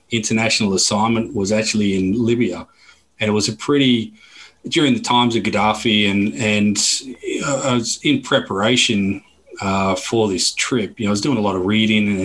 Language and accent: English; Perth, Western Australia, Australia; accent: Australian; moved away as an adult; also born or lived in Melbourne / Bali / Barcelona / Cape Town; now in London, United Kingdom; born and bred in Perth in Western Australia